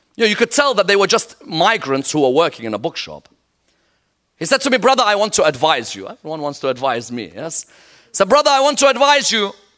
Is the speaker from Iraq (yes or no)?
yes; Iraq; I'm from Iraq